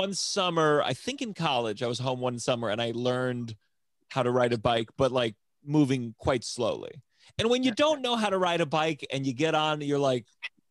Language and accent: English; Potomac, Maryland, United States; moved away; I'm originally from Maryland, Potomac, Maryland.